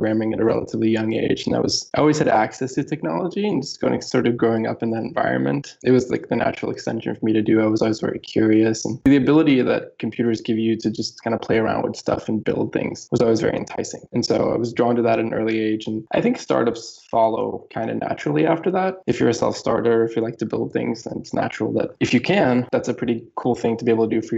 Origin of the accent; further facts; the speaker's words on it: Gothenburg, Västra Götaland, Sweden; moved away as an adult; also born or lived in Los Angeles, California; I grew up in Sweden, a town called Gothenburg, Sweden